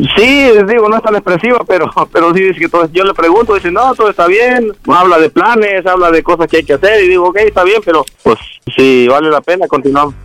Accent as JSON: {"language": "Spanish", "region": "Jalisco", "country": "Mexico", "tie": "born or raised there", "also_born_or_lived": "Guerrero", "moved": "yes", "said": "nací en Guerrero, me crié en Jalisco"}